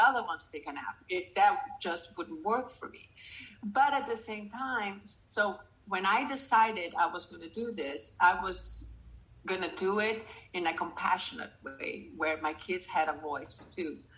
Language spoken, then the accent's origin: English; Brazil; moved away; I'm from Brazil